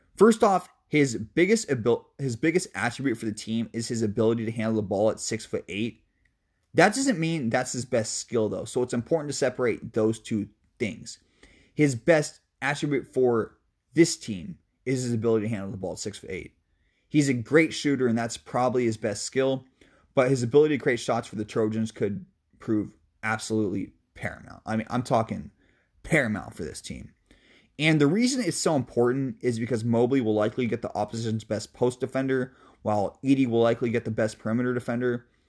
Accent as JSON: {"language": "English", "town": "Seattle", "region": "Washington", "country": "United States", "tie": "born or raised there", "said": "I love my hometown, baby, North Seattle, two oh six"}